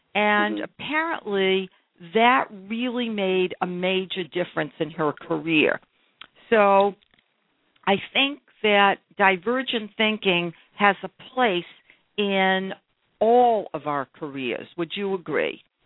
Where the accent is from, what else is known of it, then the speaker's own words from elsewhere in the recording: Brookline, Massachusetts, United States; I grew up in Brookline, Massachusetts